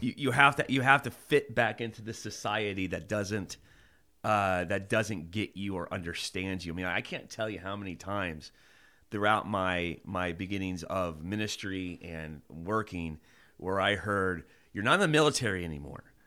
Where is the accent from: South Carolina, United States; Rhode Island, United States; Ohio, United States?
Ohio, United States; Mason; I went to go back to my hometown. Um, I'm from Mason, Ohio, which is Kings Island area